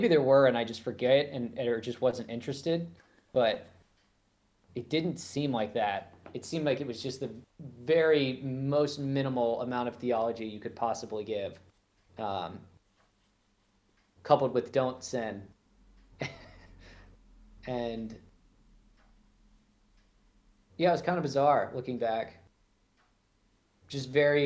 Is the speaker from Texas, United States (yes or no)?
no; Florida, United States; I grew up in Florida